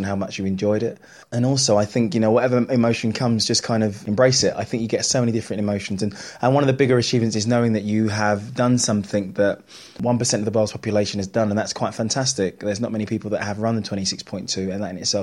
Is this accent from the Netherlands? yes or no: no; London, United Kingdom; because I'm a Londoner, I was born in East London.